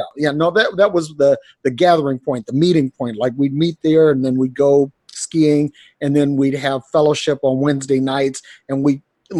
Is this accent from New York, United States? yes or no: no; Detroit, Michigan, United States; I grew up in Detroit. My mom was a single parent.